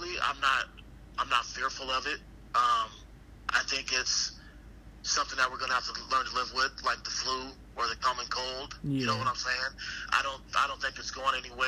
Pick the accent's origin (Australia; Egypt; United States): United States; Arizona; I'm born and raised in Arizona